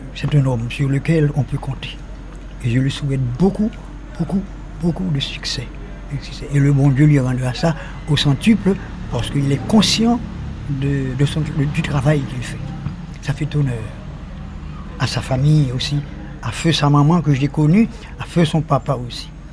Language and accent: French; Jérémie, Grand'Anse, Haiti; sa ville natale. Jérémie